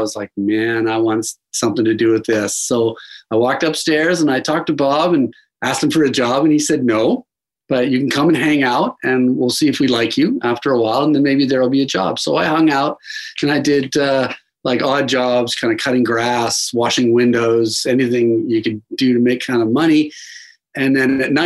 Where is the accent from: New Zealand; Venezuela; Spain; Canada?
Canada; Dundas, Ontario; I was born in Dundas, Ontario, which is kind of a small town tacked on to the very west end of Hamilton. And I grew up a pretty suburban lifestyle, very nice little town.